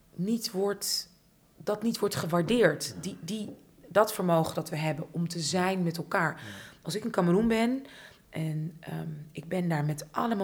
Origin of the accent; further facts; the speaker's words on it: Amsterdam, North Holland, Netherlands; ik ben opgegroeid in Buitenveldert, ik zat op hockey